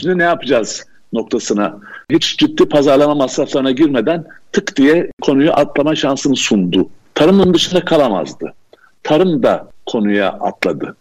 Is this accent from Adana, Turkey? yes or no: no; Koçarlı, Aydın, Turkey; also born or lived in Istanbul / Vienna, Austria / Izmir; now in Urla, Turkey; Aydın Koçarlı doğumluyum. Yani köy kökenliyim.